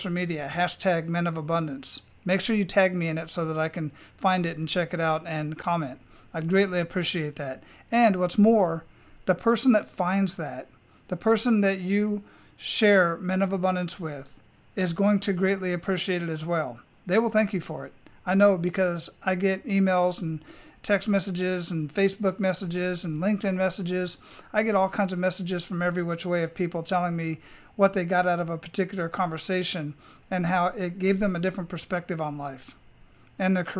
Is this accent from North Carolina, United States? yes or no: no; Arizona, United States; moved away; I was originally born and raised in Arizona